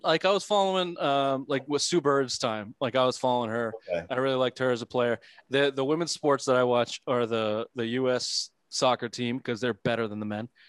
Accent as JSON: {"language": "English", "region": "New England", "country": "United States", "said": "we're from New England"}